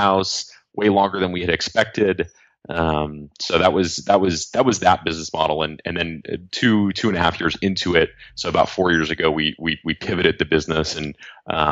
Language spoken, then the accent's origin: English; Los Angeles, California, United States; I grew up here in Los Angeles